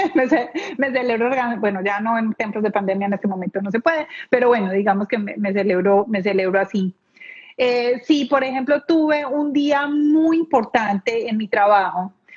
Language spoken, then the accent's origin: Spanish; Colombia; moved away as an adult; now in Palm Beach, United States; soy colombiana, bien, me vine a vivir a este país hace 11 años